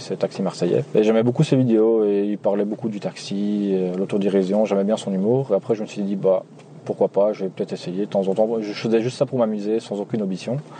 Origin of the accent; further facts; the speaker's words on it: Nivelles, Wallonia, Belgium; je viens de Nivelles, ce qui est situé en Belgique